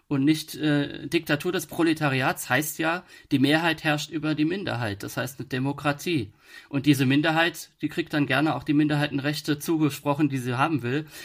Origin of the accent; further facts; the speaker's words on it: Rhineland-Palatinate, Germany; accent: Palatinate dialect; und da habe ich dann natürlich im pfälzischen Dialekt ge